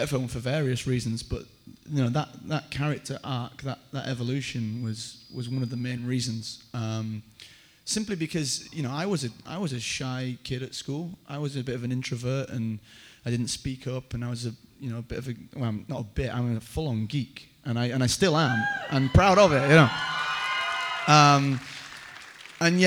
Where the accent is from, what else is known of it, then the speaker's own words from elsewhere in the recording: Yorkshire and the Humber, United Kingdom; I am from Yorkshire